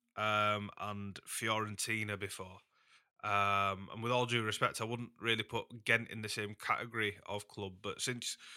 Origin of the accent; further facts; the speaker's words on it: Huddersfield, Yorkshire and the Humber, United Kingdom; Huddersfield, which is my hometown team